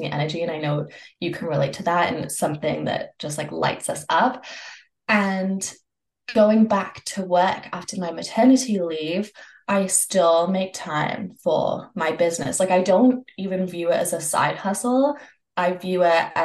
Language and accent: English; Canada; I'm from Canada